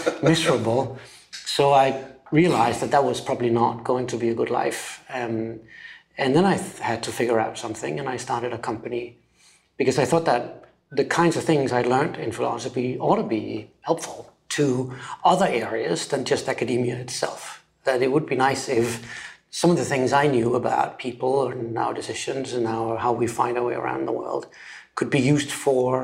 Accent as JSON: {"language": "English", "country": "Denmark", "tie": "born or raised there", "also_born_or_lived": "Copenhagen, Denmark / London, United Kingdom", "moved": "as an adult", "said": "I am from Denmark originally, and I grew up on a small island south of Sweden, which has used to have 50,000, now it's got like 30,000 people living there."}